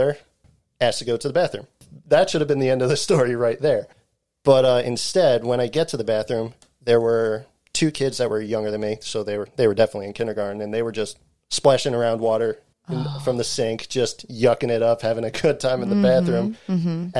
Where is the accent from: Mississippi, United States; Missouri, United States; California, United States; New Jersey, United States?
New Jersey, United States; the area I grew up in New Jersey